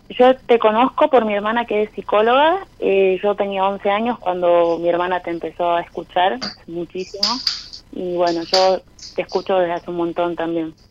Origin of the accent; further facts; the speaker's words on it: San Salvador de Jujuy, Jujuy, Argentina; De Jujuy, de, Jujuy Capital.